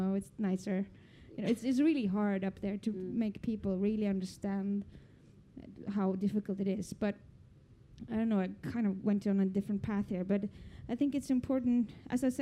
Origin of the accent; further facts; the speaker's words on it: Norway; I come from Norway, you know, our biggest income is oil and gas